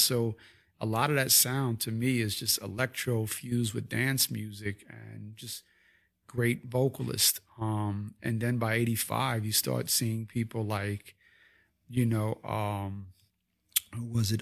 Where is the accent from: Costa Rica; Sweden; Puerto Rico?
Puerto Rico; us being Puerto Ricans